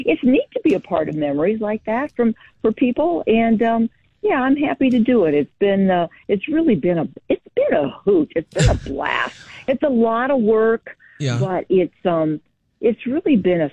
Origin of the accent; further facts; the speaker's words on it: Moline, Illinois, United States; I grew up here